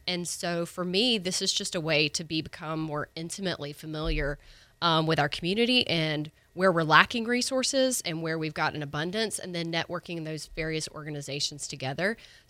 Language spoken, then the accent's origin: English; Pensacola, Florida, United States; I was born and raised here in Pensacola. My family's from Pensacola